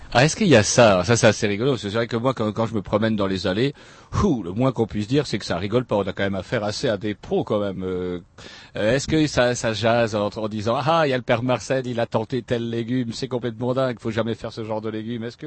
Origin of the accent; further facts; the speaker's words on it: France; Chez nous, en France